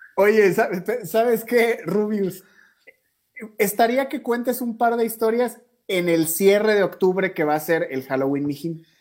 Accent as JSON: {"language": "Spanish", "country": "Mexico", "moved": "yes", "lives_now": "Ecuador", "said": "yo soy mexicano, pero vivimos aquí en Ecuador todos"}